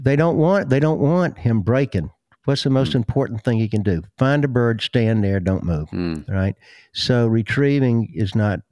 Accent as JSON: {"language": "English", "region": "the South", "country": "United States", "tie": "born or raised there", "said": "When I was a kid growing up in the South, there were no hockey teams."}